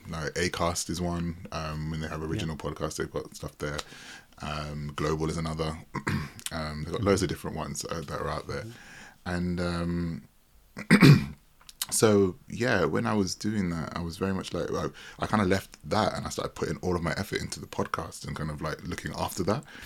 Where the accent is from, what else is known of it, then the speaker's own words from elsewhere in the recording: United Kingdom; as a British person